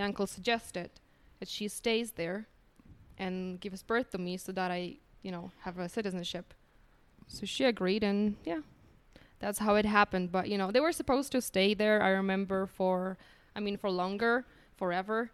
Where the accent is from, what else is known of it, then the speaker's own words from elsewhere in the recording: Poland; English is a second language; moved away as an adult; also born or lived in United States / Ireland / India; now in Medellín, Colombia; I came here from Poland